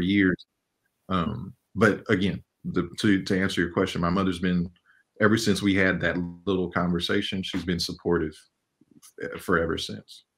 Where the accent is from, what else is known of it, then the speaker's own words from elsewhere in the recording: Inglewood, California, United States; I grew up in Inglewood, California during like the 80s and 90s